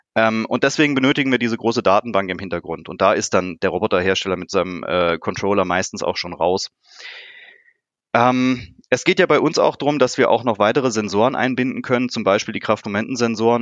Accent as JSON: {"language": "German", "town": "Karlsruhe", "region": "Baden-Württemberg", "country": "Germany", "said": "ich komme hier aus Karlsruhe"}